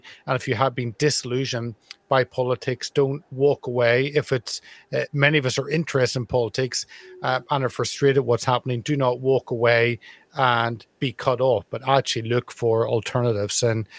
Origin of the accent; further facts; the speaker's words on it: United Kingdom; I think it's the right thing to do as a citizen, as a British citizen, to actually put yourself forward and do that.